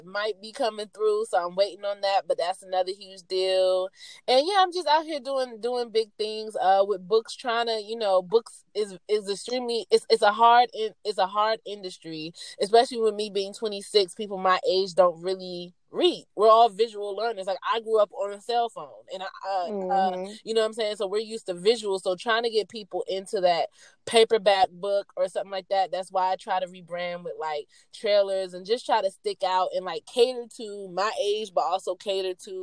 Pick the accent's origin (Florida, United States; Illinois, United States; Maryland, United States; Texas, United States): Maryland, United States; moved away as an adult; now in Atlanta, United States; I am originally from Maryland, but right now I reside in Atlanta, Georgia. I've been here for 3 years